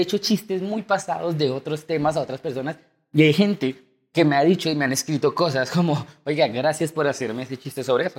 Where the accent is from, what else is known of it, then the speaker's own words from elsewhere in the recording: Chía, Cundinamarca, Colombia; yo soy de Chía, que es acá un, pueblo cerca de Cabo.